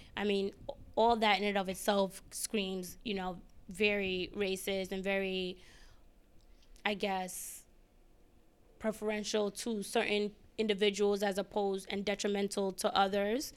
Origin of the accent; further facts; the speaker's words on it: New York City, New York, United States; moved away as an adult; also born or lived in Ghana (family ancestry); now in Washington, D.C., United States; I am from the Bronx